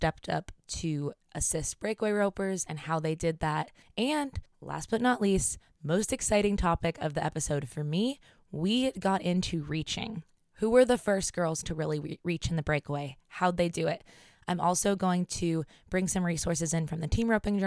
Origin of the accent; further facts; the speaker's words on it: Pennsylvania, United States; we're from Pennsylvania.